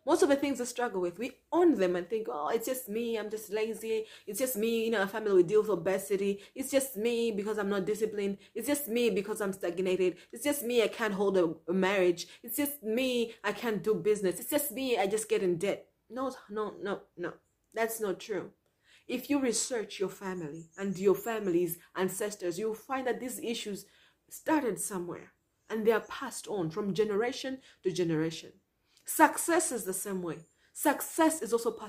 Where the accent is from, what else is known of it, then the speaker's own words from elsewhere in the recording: Malawi; I'm from Malawi